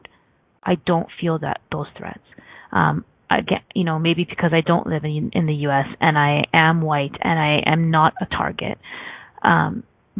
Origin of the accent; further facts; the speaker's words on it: Canada; I'm Canadian